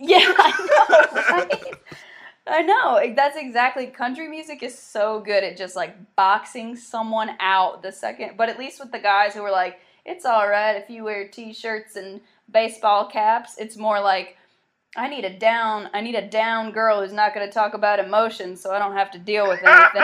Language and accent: English; South Carolina, United States; also born or lived in Myrtle Beach, South Carolina / Charleston, South Carolina; grew up kind of around Myrtle Beach and then a little around Charleston and South Carolina